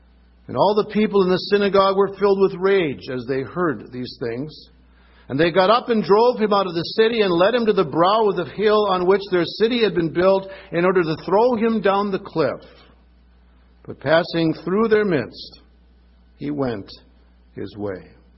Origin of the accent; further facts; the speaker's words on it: Minnesota, United States; born or raised there